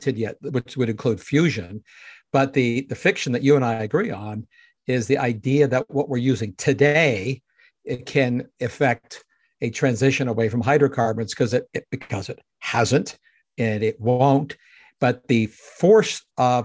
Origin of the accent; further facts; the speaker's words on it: Canada; myself being a Canadian